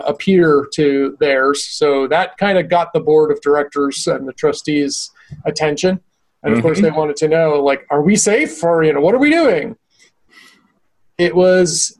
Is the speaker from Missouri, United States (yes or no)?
no; Medford, Massachusetts, United States; moved away; Medford, my hometown specifically